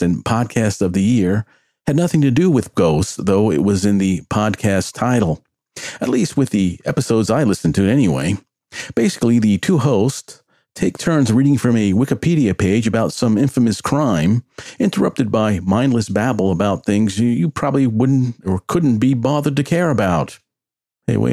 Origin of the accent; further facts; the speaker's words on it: New York City, New York, United States; I grew up in the Bronx, New York, and attended the Immaculate Conception Catholic Grade School